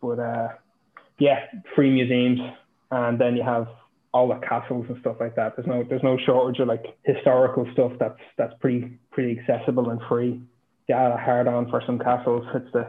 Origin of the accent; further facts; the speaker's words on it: Ireland; when we were kind of growing up in Ireland.